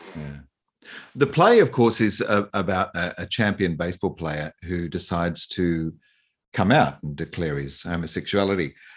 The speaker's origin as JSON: {"language": "English", "region": "East Coast of Australia", "country": "Australia", "said": "I'm from the East Coast"}